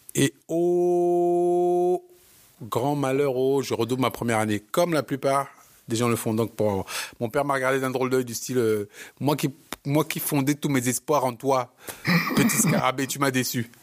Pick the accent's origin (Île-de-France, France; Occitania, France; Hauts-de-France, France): Île-de-France, France; Bobigny; On est tous de Bobigny